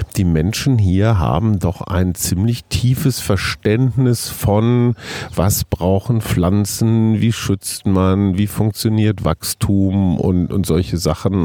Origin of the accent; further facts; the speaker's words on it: Germany; für mich als Deutscher